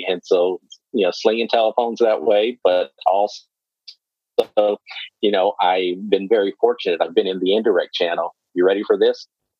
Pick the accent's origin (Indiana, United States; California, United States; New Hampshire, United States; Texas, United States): Texas, United States; Waco; also born or lived in Killeen, Texas; I'm originally from Central Texas. So I was born and raised in Waco. I currently live in Killeen, which is probably about 40 minutes southwest, and we're probably about that same distance from the Austin area.